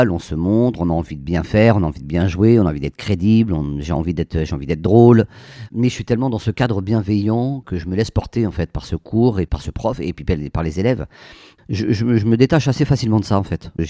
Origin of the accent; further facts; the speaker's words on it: Poitiers, Nouvelle-Aquitaine, France; also born or lived in Amiens / Béthune / Versailles; Alors, je, moi, je suis né à Amiens. Ensuite, j'habite Béthune, euh, Poitiers, Versailles. Voilà, on a pas mal déménagé pour le, pour le boulot de mon père.